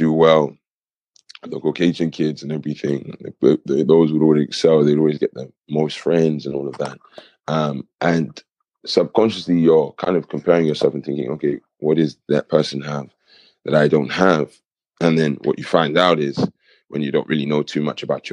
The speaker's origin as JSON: {"language": "English", "area": "Kent", "region": "South East England", "country": "United Kingdom", "also_born_or_lived": "Nigeria (ancestry)", "moved": "as an adult", "lives_now": "Coventry, United Kingdom", "said": "I'm actually originally from Kent, and I have a cultural background of Nigeria."}